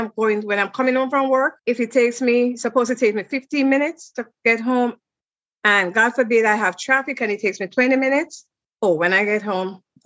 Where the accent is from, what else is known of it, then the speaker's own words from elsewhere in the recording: Jamaica; moved away as an adult; I'm from Jamaica and I was a travel agent at the time.